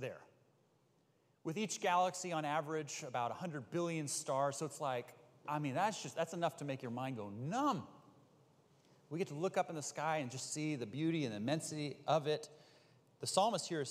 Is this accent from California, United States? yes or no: yes; Bay Area, California, United States; I grew up in the Bay Area